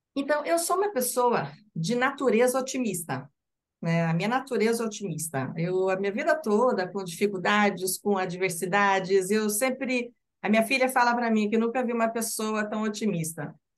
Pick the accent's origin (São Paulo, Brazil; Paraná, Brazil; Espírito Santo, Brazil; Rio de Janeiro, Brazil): Paraná, Brazil; Curitiba; sou de Curitiba